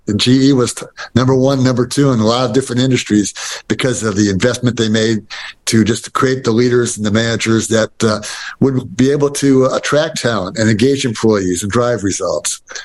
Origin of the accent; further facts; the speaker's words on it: Detroit, Michigan, United States; I grew up in Detroit